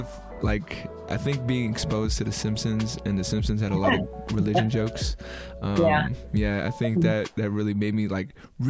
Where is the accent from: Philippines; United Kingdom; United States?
Philippines; And it was like, and I, like, for me being Filipino, I was like, what?